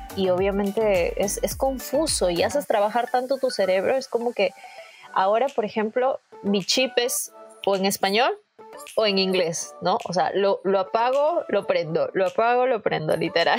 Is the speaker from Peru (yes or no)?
yes; Peru; moved away as an adult; now in Toronto, Canada; en mi país